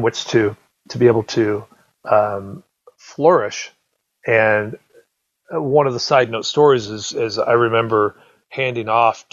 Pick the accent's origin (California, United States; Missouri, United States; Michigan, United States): California, United States; Southern; I grew up in Southern California